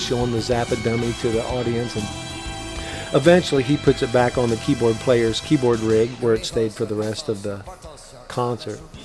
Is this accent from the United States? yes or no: yes; Tell City, Indiana, United States; my hometown down in Tell City, Indiana